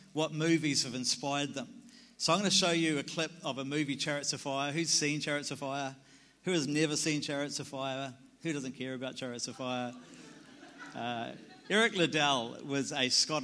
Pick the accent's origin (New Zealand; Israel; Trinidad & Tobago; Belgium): New Zealand; I'm a Kiwi.